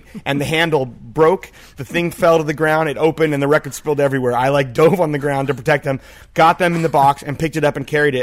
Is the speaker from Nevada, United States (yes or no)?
no; Berkeley, California, United States; I'm growing up in Berkeley